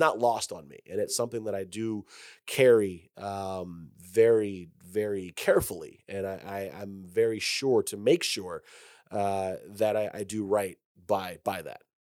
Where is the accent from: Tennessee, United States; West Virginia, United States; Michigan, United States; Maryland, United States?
Michigan, United States; Detroit; moved away; I grew up in Detroit